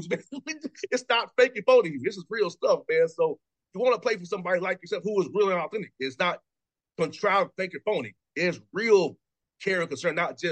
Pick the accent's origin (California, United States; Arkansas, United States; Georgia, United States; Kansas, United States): Georgia, United States; Atlanta; I'm from Atlanta